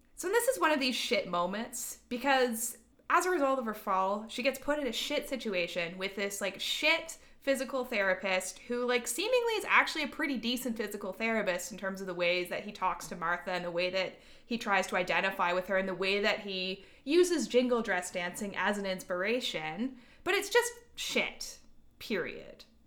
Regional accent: Canada; we're Canadian

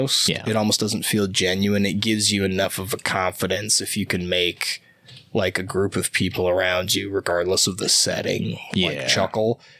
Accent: Davenport, Iowa, United States; moved away as an adult; also born or lived in Cedar Falls, Iowa; now in Portland, United States; In my hometown, Davenport, Iowa

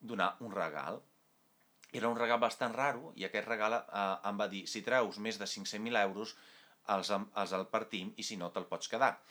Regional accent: Italy; Catalan is a second language; Ara m'estava confonent ja sabeu, sóc italià.

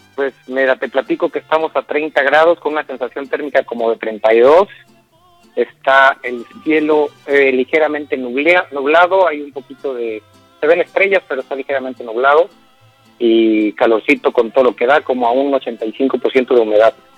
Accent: Mexico City, Mexico; also born or lived in Cancún; soy originario de la Ciudad de México

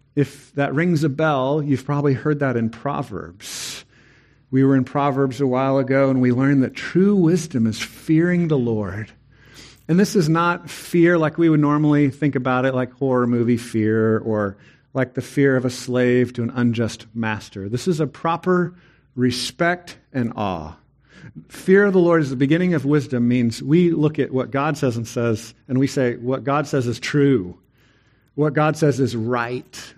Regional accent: Texas, United States; I'm a Texan

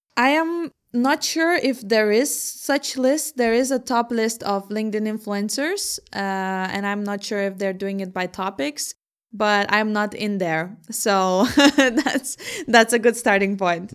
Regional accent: Vilnius, Vilnius County, Lithuania; also born or lived in Herning, Denmark / Aarhus, Denmark / Ningbo, China; now in Copenhagen, Denmark; I'm from Vilnius myself, but I was also living in Hanning and in Aarhus before coming to Copenhagen

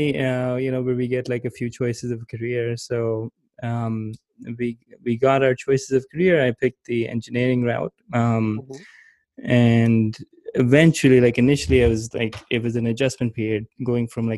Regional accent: Pakistan; moved away as an adult; also born or lived in Gilgit; now in United States; my childhood was mostly in growing up in Pakistan. But I went to the US for college

